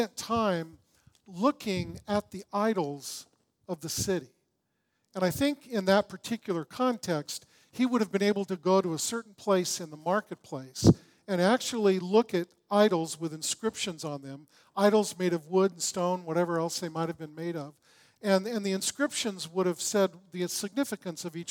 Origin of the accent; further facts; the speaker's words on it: Long Beach, California, United States; I grew up in Long Beach